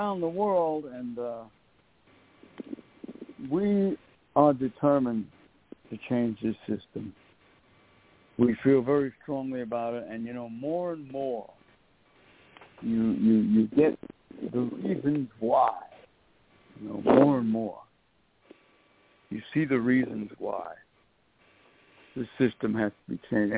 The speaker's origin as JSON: {"language": "English", "country": "United States", "said": "I'm an American"}